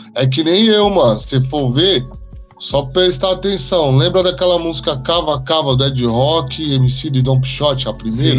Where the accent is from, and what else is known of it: Brazil